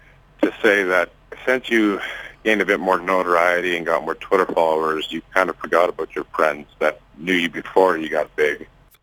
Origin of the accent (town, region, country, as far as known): Winkler, Manitoba, Canada